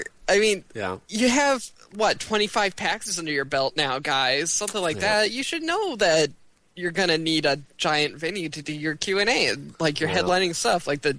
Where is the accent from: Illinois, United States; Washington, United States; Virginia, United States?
Washington, United States; Western; growing up in Western Washington